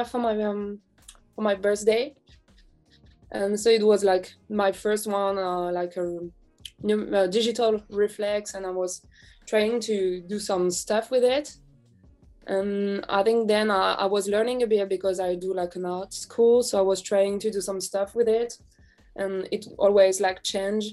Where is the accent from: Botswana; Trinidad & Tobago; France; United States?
France; I'm from France. I'm in Paris right now.